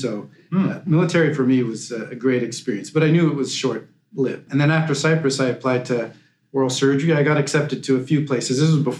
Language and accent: English; Montreal, Quebec, Canada; I'm originally from Montreal, and I went to McGill. I did undergrad at McGill. I did my dentistry at McGill.